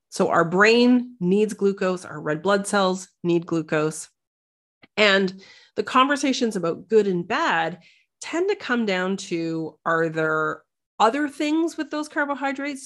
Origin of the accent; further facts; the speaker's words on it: Canada; moved away as an adult; now in Netherlands; I describe myself as a Canadian, uh, naturopathic doctor